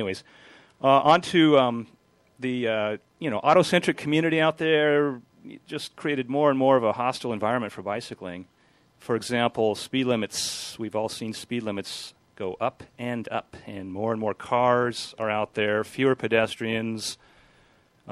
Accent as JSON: {"language": "English", "town": "Torrance", "region": "California", "country": "United States", "tie": "born or raised there", "said": "I grew up in Los Angeles, the South Bay, Torrance area"}